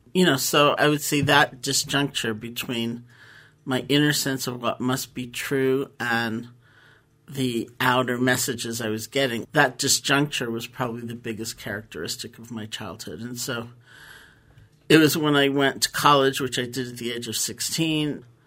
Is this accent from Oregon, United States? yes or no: no; New York City, New York, United States; I grew up in New York City